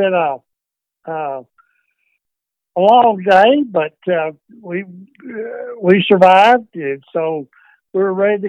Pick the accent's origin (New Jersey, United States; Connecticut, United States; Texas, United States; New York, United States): Texas, United States; Roxton; also born or lived in Austin, Texas / Freeport, Texas; I grew up in a little town in northeast Texas, Roxton, Texas. It's in Lamar County. It's about 20 miles southwest of Paris, Texas. And I went to school at Roxton and graduated there in, I guess I'm giving away age, but 1962